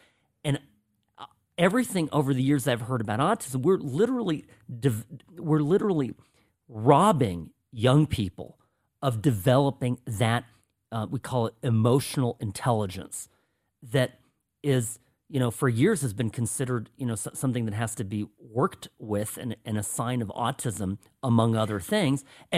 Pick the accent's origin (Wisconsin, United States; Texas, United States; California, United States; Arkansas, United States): California, United States; Irvine; I grew up in Irvine